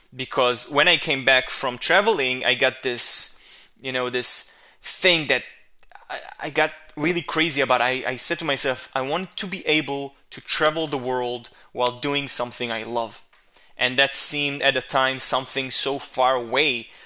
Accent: Israel; English is a second language; my hometown, my home country, uh, which is Israel

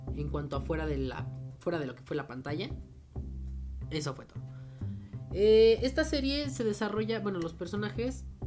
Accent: Mexico; nosotros como pues, mexicanos y latinoamericanos que somos

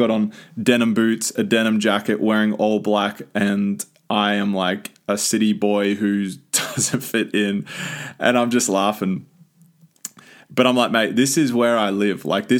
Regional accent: South Carolina, United States; accent: South Carolina; And that's my South Carolina accent.

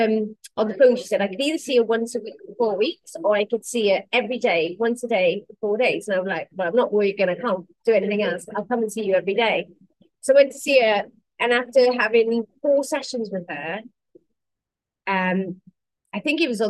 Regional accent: Wales, United Kingdom; I'm the limpet from Wales

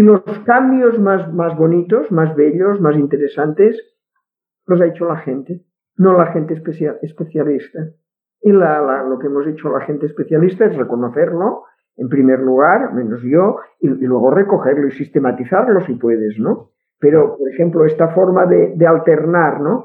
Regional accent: Catalonia, Spain; accent: Catalan; first language Catalan; Spanish is a second language; no puedes ocultar tu acento catalán. si yo no tengo ningún interés en ocultarlo. Mi, castellano es este, mi castellano está lógicamente, es decir, sería impensable pensar que puede ser de otra forma por eh, mi lengua materna, que es el catalán.

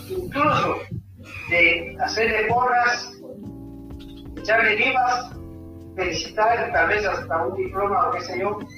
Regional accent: Guatemala

